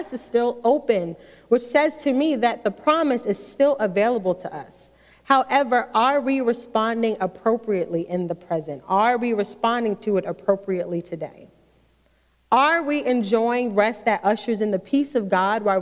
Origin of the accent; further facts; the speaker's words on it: New York City, New York, United States; now in Maryland, United States; I grew up in New York City